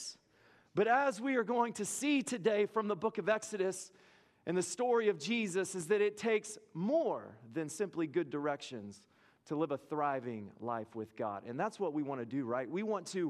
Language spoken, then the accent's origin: English; Lubbock, Texas, United States; I grew up in Lubbock, Texas